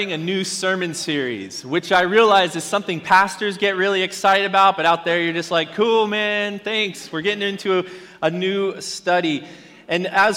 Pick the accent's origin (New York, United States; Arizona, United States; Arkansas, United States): Arizona, United States; I grew up in Arizona